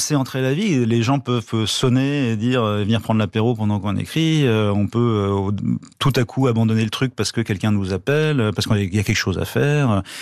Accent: Draveil, Île-de-France, France; on était dans, le même collège, dans la même ville de banlieue à Draveil, dans l'Essonne

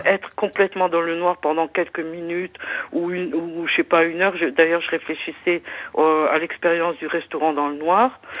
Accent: Moselle, Grand Est, France; je suis de la Moselle

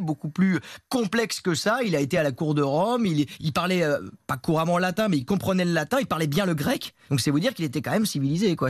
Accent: Paris, Île-de-France, France; je suis parisien et comme tout le monde, ma, sainte patronne c'est Sainte Geneviève

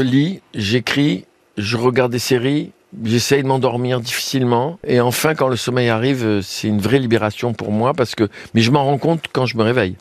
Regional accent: Tunisia; also born or lived in France; chez nous, en Tunisie

